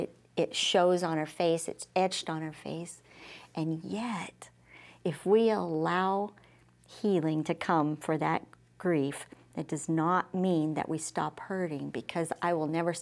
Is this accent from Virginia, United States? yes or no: no; Liberal, Kansas, United States; moved away as an adult; also born or lived in Miami, Oklahoma; I moved back to my hometown in Liberal, Kansas, where I live today